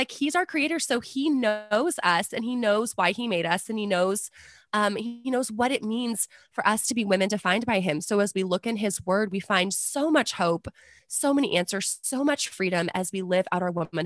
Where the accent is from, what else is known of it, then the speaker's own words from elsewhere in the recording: San Antonio, Texas, United States; I'm from San Antonio